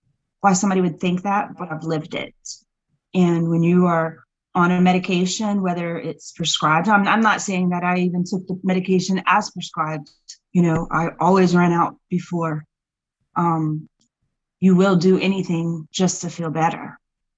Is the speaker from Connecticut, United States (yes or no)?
no; Florida, United States; now in Lafayette, United States; I grew up in Florida years ago